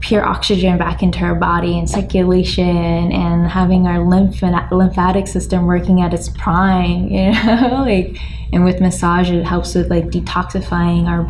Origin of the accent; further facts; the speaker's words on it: United States; I grew up in America